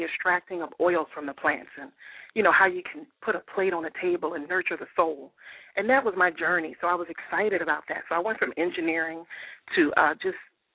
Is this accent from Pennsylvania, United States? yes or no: yes; Philadelphia, Pennsylvania, United States; I hail from Philadelphia, PA, born and raised